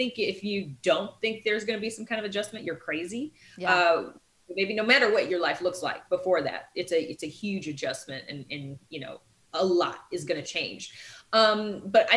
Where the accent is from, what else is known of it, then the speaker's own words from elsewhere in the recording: the North, United States; moved away; also born or lived in the South; I'm from the North